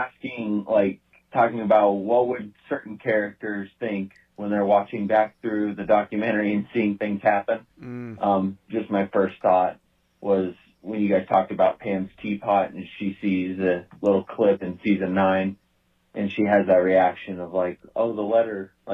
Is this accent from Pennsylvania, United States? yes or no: no; Greeley, Colorado, United States; I'm from Greeley, Colorado